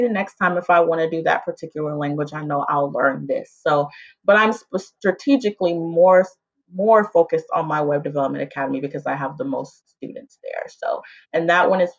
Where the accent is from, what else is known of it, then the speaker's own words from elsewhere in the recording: Lawton, Oklahoma, United States; I was born and raised in Oklahoma, in Lawton, Oklahoma, actually